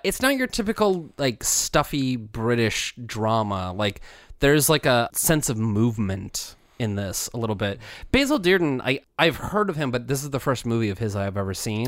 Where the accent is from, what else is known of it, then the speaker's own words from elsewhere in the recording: United States; growing up in America where same-sex marriage was not allowed